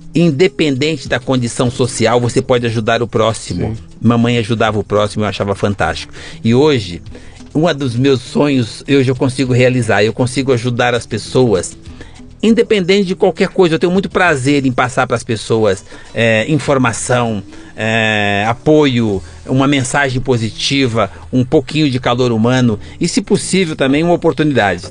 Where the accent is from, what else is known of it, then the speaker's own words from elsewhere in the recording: São Paulo, Brazil; also born or lived in Campos Altos, Minas Gerais; Eu sou caipira de Campos Alto. Eu vim para São Paulo com quatro anos. Sou é, mineiro